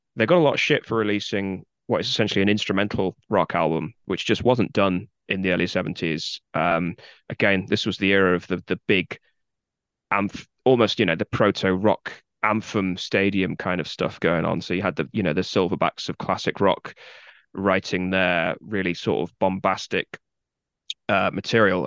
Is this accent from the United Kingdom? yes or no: yes; Guildford, South East England, United Kingdom; accent: posh Southern; moved away as an adult; now in Leeds, United Kingdom; I live in Leeds. I have done for at least fifteen years, but I grew up in a town called Guildford, which is in the far south of England